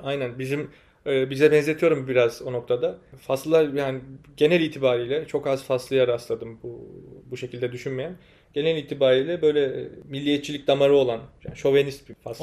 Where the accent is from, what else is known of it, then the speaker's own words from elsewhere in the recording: Turkey; moved away as an adult; now in Morocco; bizim memleketimizde